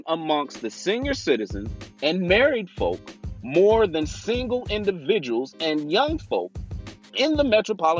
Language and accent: English; Kansas City, Missouri, United States; moved away as an adult; now in Dallas, United States; Yes, I was born and raised in Kansas City, Missouri